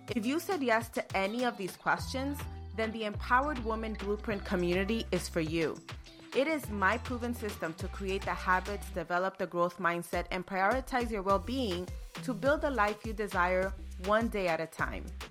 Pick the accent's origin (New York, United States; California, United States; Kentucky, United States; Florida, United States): New York, United States; New York City; I was born and raised in New York City, Queens, to be exact.